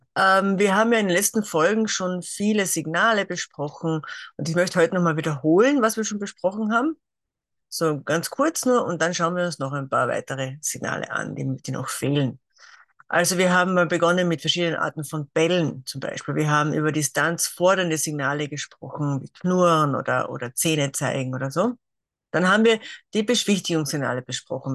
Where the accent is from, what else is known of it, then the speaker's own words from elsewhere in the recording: Carinthia, Austria; also born or lived in near Graz, Styria; now in Graz area, Austria; komme ursprünglich aus Kärnten